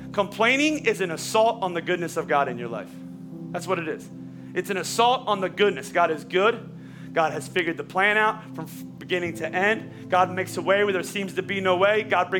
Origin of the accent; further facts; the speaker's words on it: Pennsylvania, United States; I'm from Oklahoma or she's from Oklahoma, I'm from Pennsylvania, and he crossed our paths